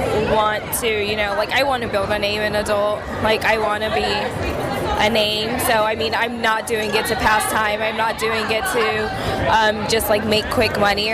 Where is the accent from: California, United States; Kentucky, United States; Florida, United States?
California, United States; I'm from California.